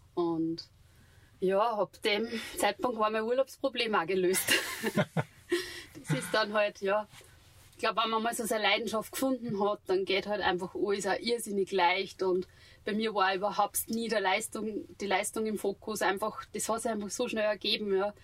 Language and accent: German; Steinbach an der Steyr, Upper Austria, Austria; ich bin gebürtig aus Steinbach an der Steier